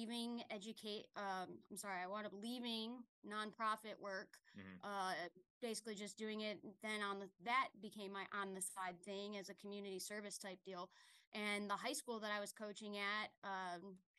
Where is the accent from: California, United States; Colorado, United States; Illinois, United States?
Illinois, United States; Chicago; moved away; also born or lived in upstate New York; I'm originally from Chicago